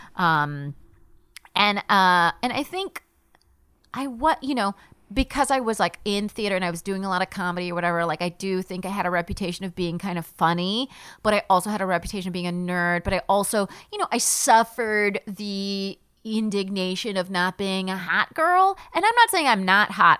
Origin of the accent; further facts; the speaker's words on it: Palm Springs, California, United States; moved away as an adult; also born or lived in upstate New York; I grew up in Palm Springs, California